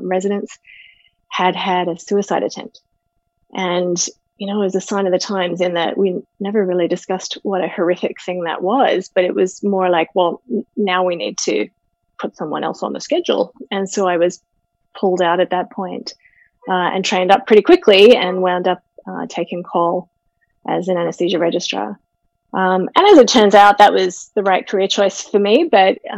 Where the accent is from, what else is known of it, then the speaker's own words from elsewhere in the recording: Sydney, New South Wales, Australia; moved away as an adult; now in Calgary, Canada; I grew up in Sydney, Australia